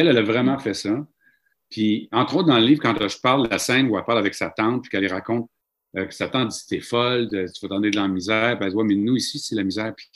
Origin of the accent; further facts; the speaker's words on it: Mashteuiatsh, Quebec, Canada; also born or lived in Saskatchewan; chez nous, à Machouillache, dans ma famille